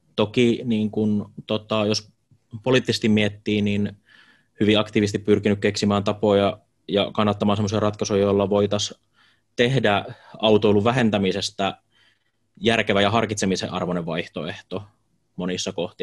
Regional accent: Jyväskylä, Central Finland, Finland; Jyväskylässä asun käytännössä koko elämäni ihan muutamaa lyhyttä pätkää lukuun ottamatta

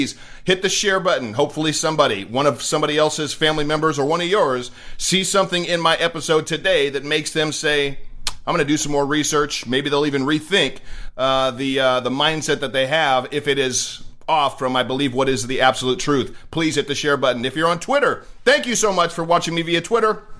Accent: Redding, California, United States; moved away; my hometown of Redding, California

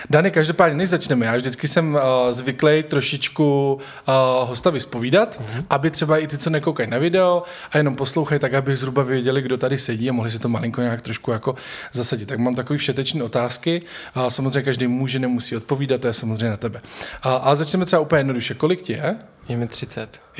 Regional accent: Velký Osek, Central Bohemian Region, Czechia; moved away as an adult; now in Prague, Czech Republic; jsem z vesnice kousek od Poděbrát a Velký Osek. Velký osek.

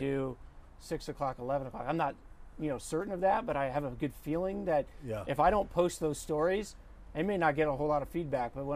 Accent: outside of Philadelphia, Pennsylvania, United States; also born or lived in Ohio; now in Los Angeles, United States; born in Ohio, but raised mostly outside of Philadelphia.

